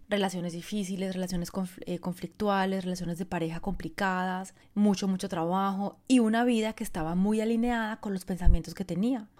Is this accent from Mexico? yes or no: no; Colombia; moved away as an adult; also born or lived in France; Yo, bueno, soy colombiana, si me conoces, Llevo 23 años viviendo fuera de Colombia, viví, durante 22 años en Francia